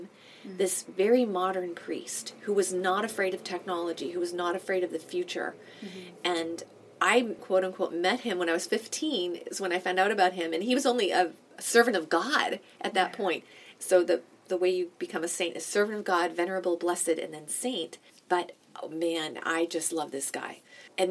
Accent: Boston, Massachusetts, United States; now in Toronto, Canada; I am from Boston, from New England originally.

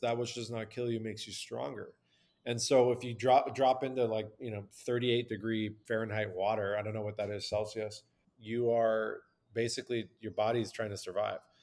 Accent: Southern California, United States; I'm born and raised in Southern California with ancient Persian roots

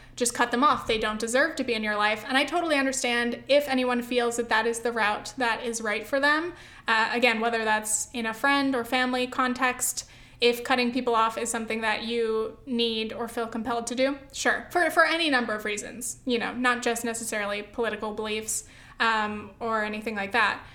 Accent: Southern California, United States; I grew up in California, Southern California

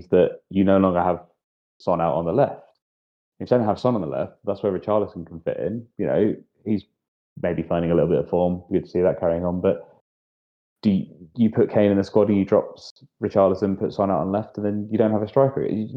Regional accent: England, United Kingdom; As an Englishman

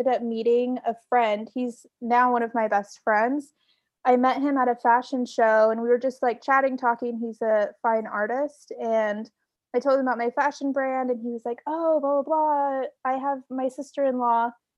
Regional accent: Washington, United States; Washington State.

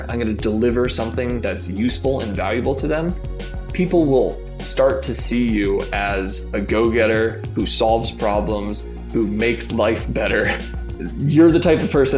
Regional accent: Massachusetts, United States; moved away as an adult; also born or lived in Michigan; I grew up in Massachusetts, got one younger brother and my two parents.

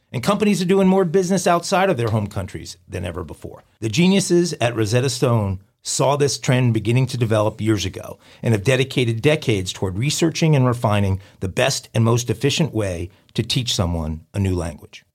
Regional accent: Clinton, Louisiana, United States; also born or lived in Baton Rouge, Louisiana; I'm originally from East Feliciana Parish in uh, the town of Clinton

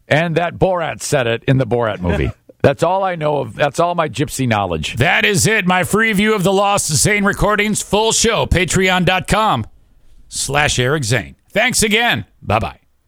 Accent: Warren, Michigan, United States; Jim Fouts is the mayor of Warren, Michigan, my hometown.

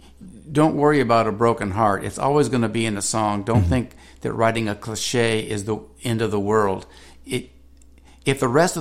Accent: California, United States; and because I'm from California, there's a different style of bass fishing.

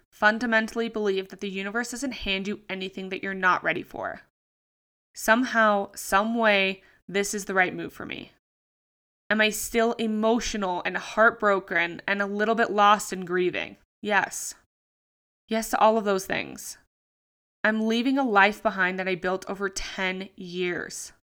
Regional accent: Sydney, New South Wales, Australia; moved away as an adult; from Sydney, Australia, my hometown.

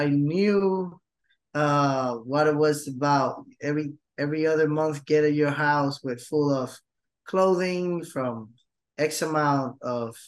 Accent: Puerto Rico; I ended up staying in Puerto Rico, going to college, start working, and then got super involved in the ministry in my hometown local church.

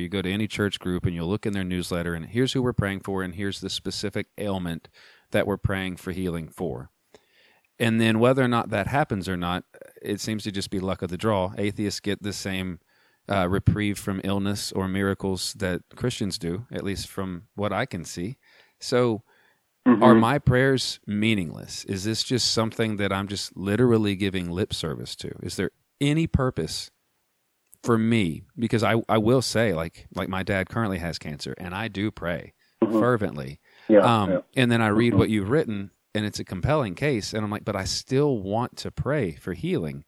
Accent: United States; as an American

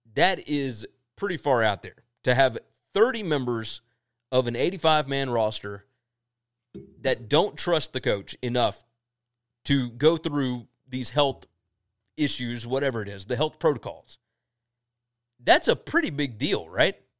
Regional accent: Mississippi, United States; we're from Mississippi

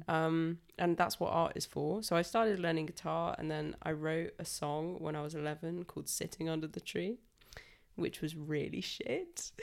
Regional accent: Salisbury, South West England, United Kingdom; I'm twenty-four and I'm from Salisbury.

